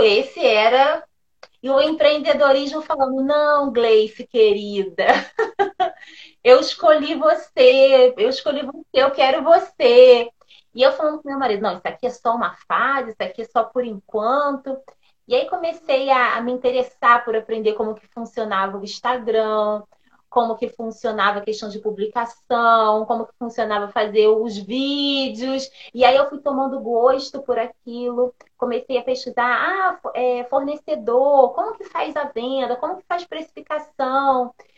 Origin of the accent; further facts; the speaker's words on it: São Gonçalo, Rio de Janeiro, Brazil; moved away; eu sou do Rio, sou de São Gonçalo, moramos durante muitos anos lá